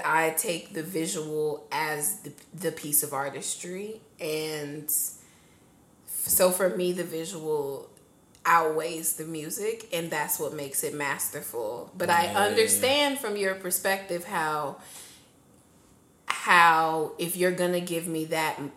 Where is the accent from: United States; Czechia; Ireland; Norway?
United States; Hickory, North Carolina; also born or lived in Connecticut; now in Charlotte, United States; I am from Connecticut. But I've been in North Carolina for most of my life, so I went to high school in like Hickory, North Carolina, and I moved to Charlotte like 2 years ago